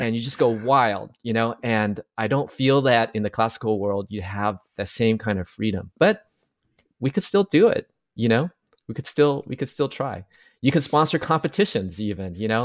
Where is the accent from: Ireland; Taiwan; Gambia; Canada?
Taiwan; now in United States; I'm from Taiwan originally, but I came to the U S